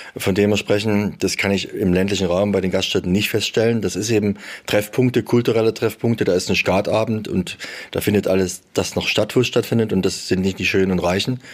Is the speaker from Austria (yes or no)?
no; Saxony, Germany; bei uns in Sachsen